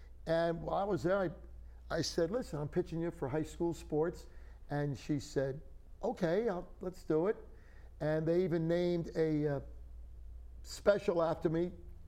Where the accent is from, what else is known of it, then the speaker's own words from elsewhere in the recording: West Haven, Connecticut, United States; moved away as an adult; my hometown of West Haven. Right. I grew up there.